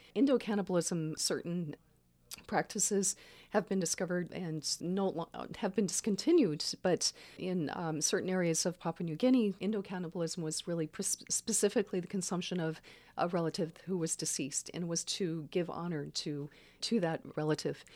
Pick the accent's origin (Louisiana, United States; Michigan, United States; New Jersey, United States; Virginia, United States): Louisiana, United States; Baton Rouge; now in Santa Cruz, United States; I grew up in Baton Rouge